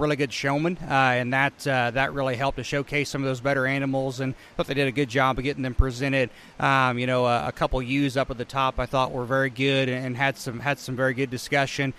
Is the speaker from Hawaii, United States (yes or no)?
no; Indiana, United States; moved away as an adult; also born or lived in Illinois; now in Mattoon, United States; I grew up in Indiana